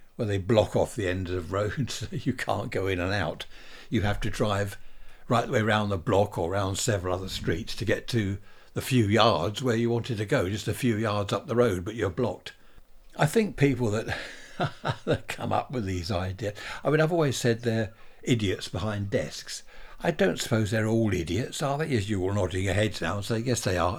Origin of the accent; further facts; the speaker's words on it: Worthing, South East England, United Kingdom; Worthing, my hometown